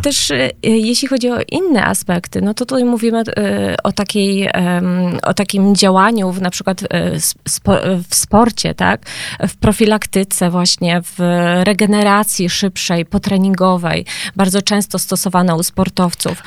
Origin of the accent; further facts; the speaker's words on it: Gliwice, Silesian Voivodeship, Poland; jestem z Gliwic